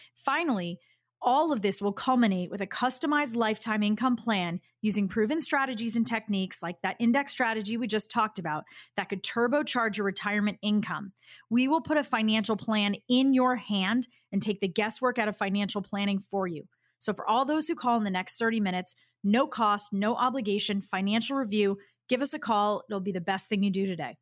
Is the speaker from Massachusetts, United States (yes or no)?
yes; Boston, Massachusetts, United States; I'm from Boston